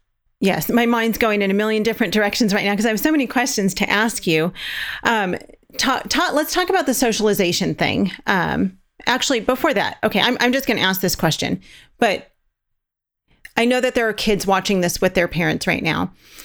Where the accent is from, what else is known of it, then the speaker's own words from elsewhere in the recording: Southern California, United States; We're from Southern California.